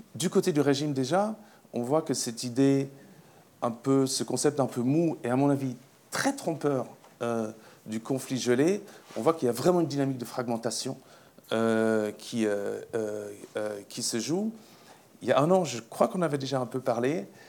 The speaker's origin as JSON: {"language": "French", "country": "Switzerland", "said": "Je suis suisse"}